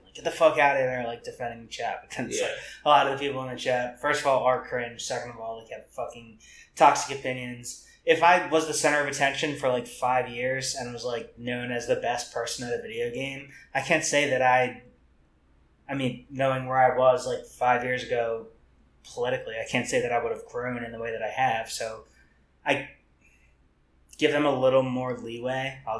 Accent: the South, United States; people used to use this word when I was growing up in the South.

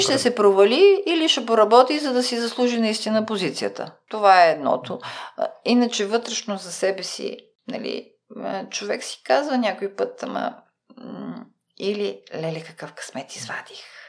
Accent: Bulgaria; аз идвам от България

